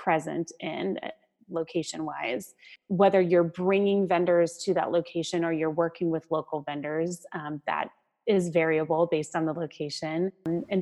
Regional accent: Arizona, United States; I grew up in Arizona, so I have an affinity towards desert living

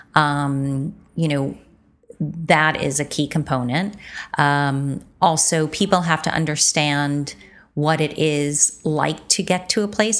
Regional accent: United States; as an American

